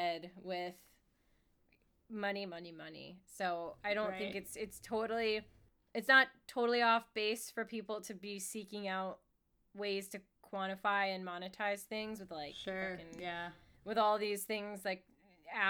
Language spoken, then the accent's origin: English; United States; I am American